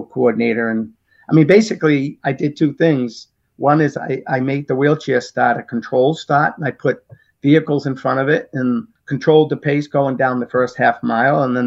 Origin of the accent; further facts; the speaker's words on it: Medford, Massachusetts, United States; I opened up an athletic footwear and clothing store in my hometown of Medford.